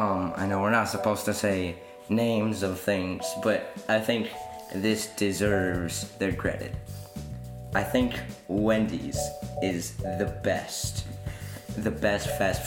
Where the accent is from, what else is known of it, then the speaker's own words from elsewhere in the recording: United States; We are American, too.